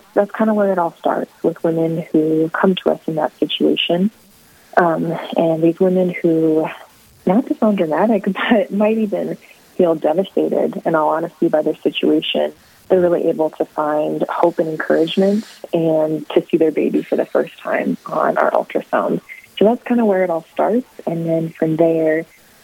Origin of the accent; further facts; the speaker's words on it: South Dakota, United States; moved away as an adult; now in Bismarck, United States; I am originally from South Dakota, but have been living in Bismarck, North Dakota